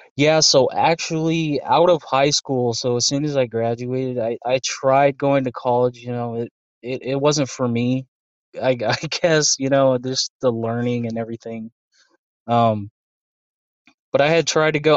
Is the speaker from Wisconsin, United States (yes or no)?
no; Las Vegas, Nevada, United States; also born or lived in Anchorage, Alaska; I was raised here, so I moved here in 07